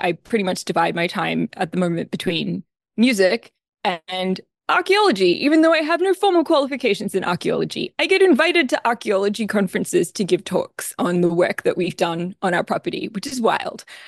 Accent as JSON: {"language": "English", "country": "Australia", "accent": "Australian", "moved": "yes", "lives_now": "Philadelphia, United States", "said": "I'm an Australian, as you may or may not be able to tell from my accent. I am not a native Philadelphian."}